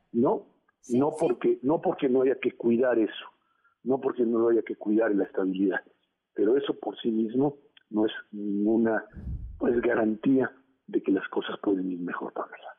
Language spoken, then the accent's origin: Spanish; Mexico